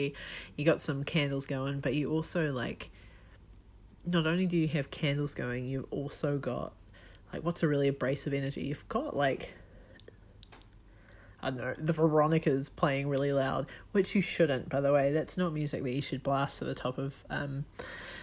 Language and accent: English; New Zealand; moved away as an adult; now in Australia; I'm from New Zealand. I'm currently living in Australia, but I am from New Zealand